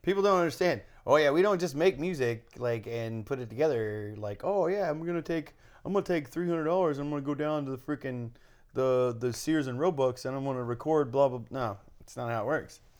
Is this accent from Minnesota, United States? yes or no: no; Kentucky, United States; my home state, Kentucky